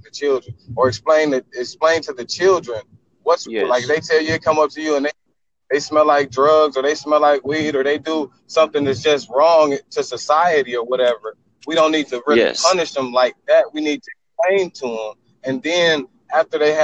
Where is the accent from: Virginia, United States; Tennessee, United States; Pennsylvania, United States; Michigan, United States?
Michigan, United States; Detroit; now in Texas, United States; I was born in Detroit, Michigan